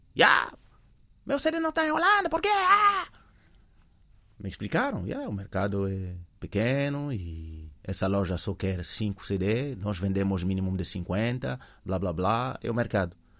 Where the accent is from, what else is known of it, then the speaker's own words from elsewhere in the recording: Paris, Île-de-France, France; Portuguese is a second language; moved away as an adult; also born or lived in Africa (early childhood); now in Portugal; cresci em Paris